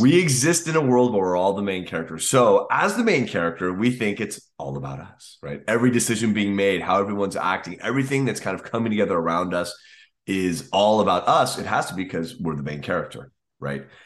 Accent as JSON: {"language": "English", "country": "United States", "said": "as an American"}